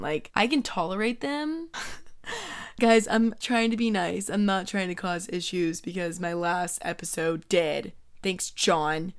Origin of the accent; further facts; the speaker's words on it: Georgia, United States; moved away as an adult; now in Florida, United States; my whole life, I was raised in Georgia, and it's my hometown